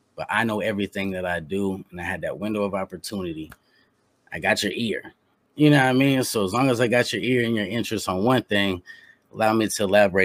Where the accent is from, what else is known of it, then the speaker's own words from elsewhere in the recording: Indianapolis, Indiana, United States; I'm from the bottom. I'm from Indianapolis.